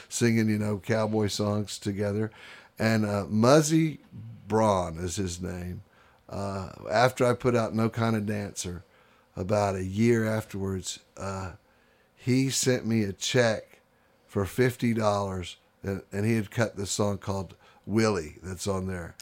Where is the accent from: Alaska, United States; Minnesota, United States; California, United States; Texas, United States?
Texas, United States; Houston; moved away as an adult; I grew up in Houston, Texas